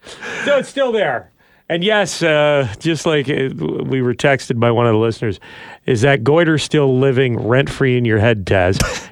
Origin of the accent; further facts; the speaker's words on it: Ottawa, Ontario, Canada; I was born in Ottawa.